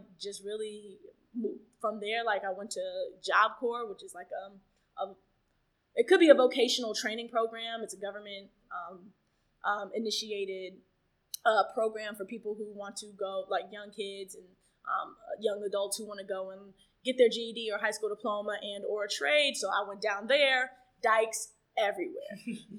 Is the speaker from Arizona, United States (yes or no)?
no; Atlanta, Georgia, United States; now in New York City, United States; I grew up in Atlanta